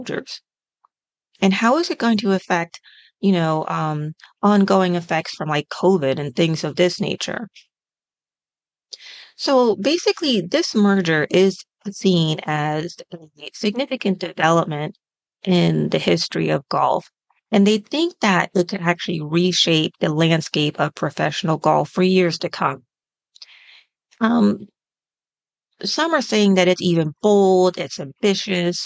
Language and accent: English; United States